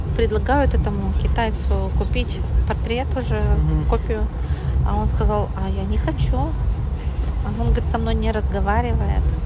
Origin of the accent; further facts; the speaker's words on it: Perm, Perm Krai, Russia; из Перми